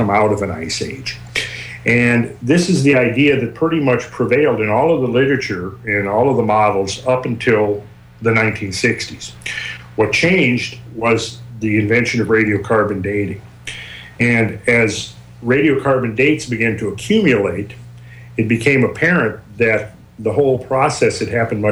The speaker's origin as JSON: {"language": "English", "region": "Minnesota", "country": "United States", "tie": "born or raised there", "moved": "yes", "lives_now": "Georgia, United States", "said": "I'm from Minnesota, so I remember well shoveling my driveway as a kid growing up. And I think that's one reason I'm in Georgia at the moment"}